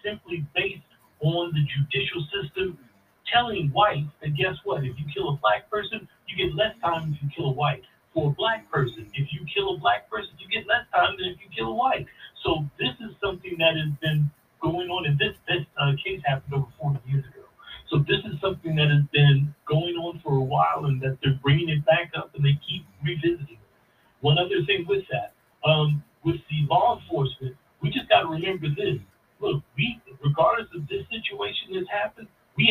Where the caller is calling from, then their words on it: Champaign, Illinois, United States; calling from Champaign, Illinois